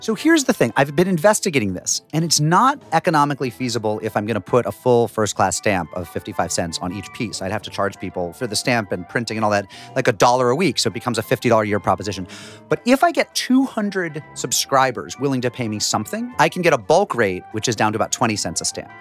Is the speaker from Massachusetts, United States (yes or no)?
yes; Springfield, Massachusetts, United States; I was growing up in Springfield, Massachusetts